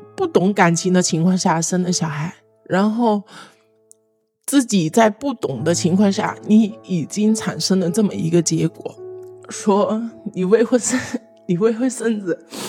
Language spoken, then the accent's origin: Chinese; Hunan, China; now in Guangdong, China; 我来自湖南，现在生活在广东。我今年二十六岁